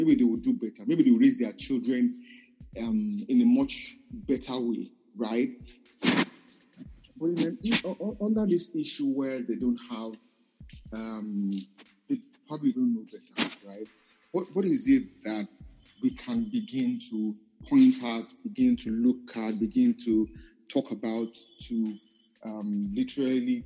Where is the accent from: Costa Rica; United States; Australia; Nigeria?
Nigeria; I'm a Nigerian